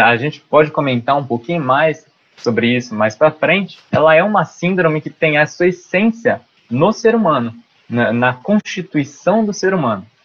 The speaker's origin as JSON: {"language": "Portuguese", "town": "Lins", "region": "São Paulo", "country": "Brazil", "said": "eu sou de Lins, de São Paulo"}